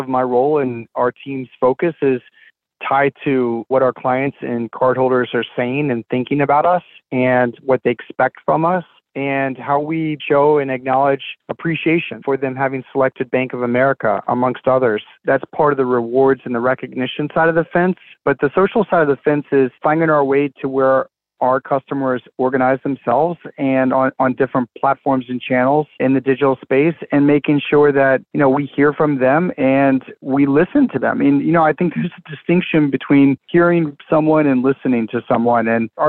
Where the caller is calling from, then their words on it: Charlotte, North Carolina, United States; I'm joining you from Charlotte, North Carolina.